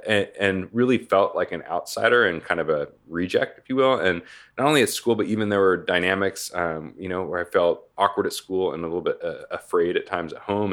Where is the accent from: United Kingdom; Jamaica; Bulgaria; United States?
United States; Portland, Oregon; moved away as an adult; now in Tempe, United States; originally from Portland, Oregon, uh, was kind of born and raised in Oregon